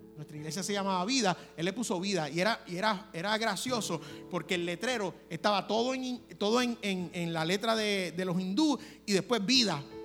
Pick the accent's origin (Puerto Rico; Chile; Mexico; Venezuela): Puerto Rico; como buen puertorriqueño